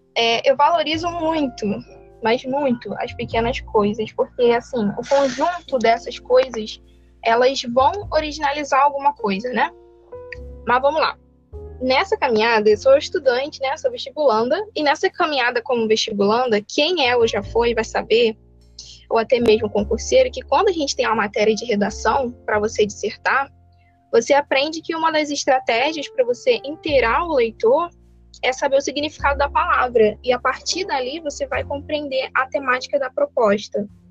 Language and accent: Portuguese; Belford Roxo, Rio de Janeiro, Brazil; eu sou do Rio de Janeiro, né? Sou de Belfor Roxo